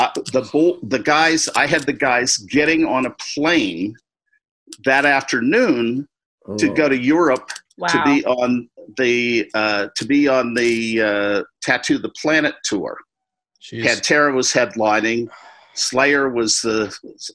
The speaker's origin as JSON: {"language": "English", "region": "the North", "country": "United States", "moved": "as an adult", "said": "I was from the North"}